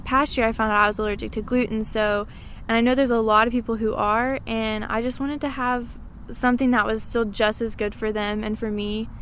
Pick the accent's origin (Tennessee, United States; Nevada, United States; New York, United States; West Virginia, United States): Tennessee, United States; Maryville; I was born and raised here in Maryville